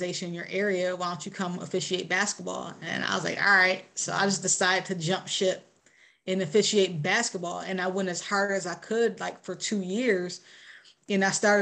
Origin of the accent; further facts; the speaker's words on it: Rochester, New York, United States; moved away; I grew up in Rochester, like pretty much like the inner city